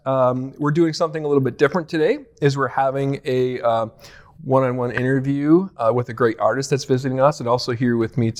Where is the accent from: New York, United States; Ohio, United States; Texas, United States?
New York, United States; Buffalo; being from Buffalo, born and raised kind of in that area.